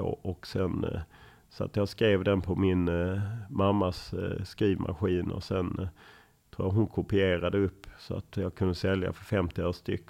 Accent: Lund, Skåne, Sweden; moved away as an adult; also born or lived in Stockholm; Jag är uppvuxen på Tuna

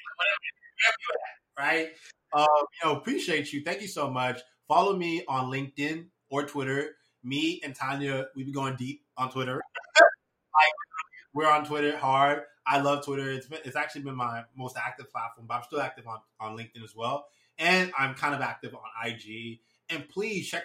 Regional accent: United States; also born or lived in Nigeria; I've lived in Nija up until I was six

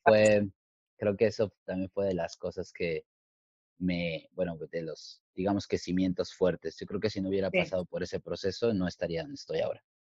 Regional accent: Mexico City, Mexico; moved away as an adult; also born or lived in New York, United States; now in Los Angeles, United States; soy nacido en la, bueno, en la Ciudad de México y crecí ahí también

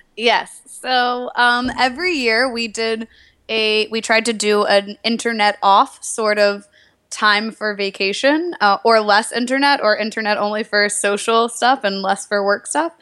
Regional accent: Nashville, Tennessee, United States; moved away; I'm from Nashville, Tennessee originally

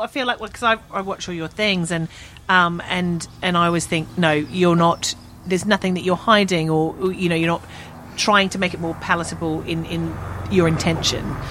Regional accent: London, United Kingdom; I'm from Southeast London

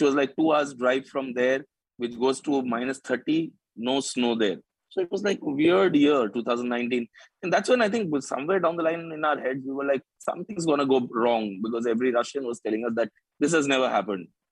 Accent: Shillong, Meghalaya, India; moved away as an adult; also born or lived in Nagaland / Delhi; now in Mumbai, India; I was born in Nagaland, grew up in Shillong

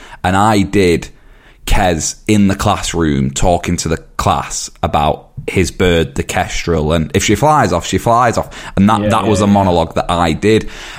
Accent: Yorkshire and the Humber, United Kingdom; I'm from a different part of Yorkshire

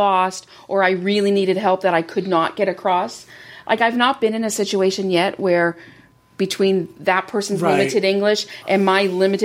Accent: Canada; we, being Canadian, French is our second language

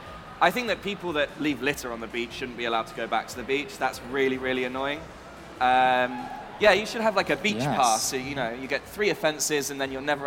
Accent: Newquay, South West England, United Kingdom; I'm from Newquay

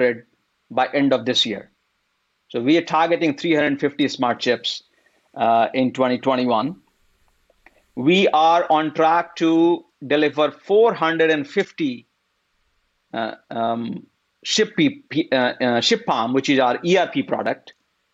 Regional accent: India; moved away as an adult; now in United States; I grew up in India. And then after having done engineering work for about 5-6 years, then I came here for master's to the US.

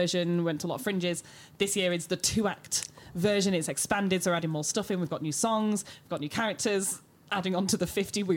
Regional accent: Manchester, North West England, United Kingdom; now in London, United Kingdom; We're from Manchester, so it's like, oh, yes, our hometown.

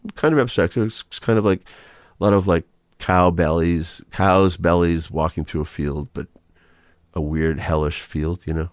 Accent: Marlborough, Massachusetts, United States; also born or lived in Manchester, Massachusetts / Gloucester, Massachusetts; when I was growing up in Ma-, Marlborough, Massachusetts. And then we all moved to, by the time I got to high school, we moved to Gloucester

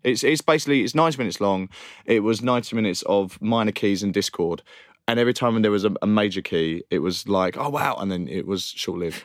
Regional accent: Romford, London, United Kingdom; I personally have an experience growing up in Romford and Essex

